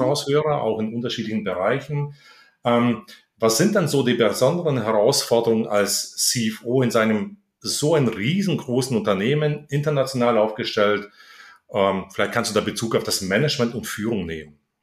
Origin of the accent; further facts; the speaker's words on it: Heidenheim, Baden-Württemberg, Germany; in Heidenheim, meine Heimatstadt